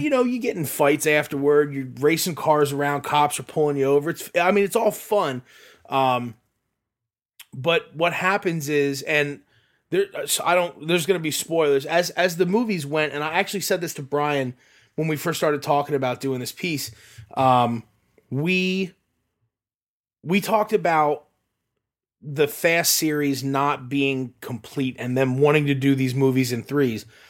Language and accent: English; Sinking Spring, Pennsylvania, United States; the drive-in that I grew up with in Sinking Spring